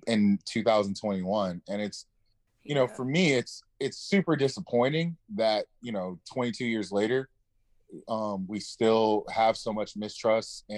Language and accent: English; Los Angeles, California, United States; But I grew up in the inner city of Los Angeles